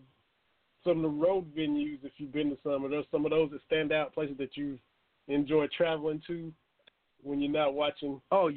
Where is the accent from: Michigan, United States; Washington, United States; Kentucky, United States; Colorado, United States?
Kentucky, United States; I'm from Kentucky, but I was always a Braves guy.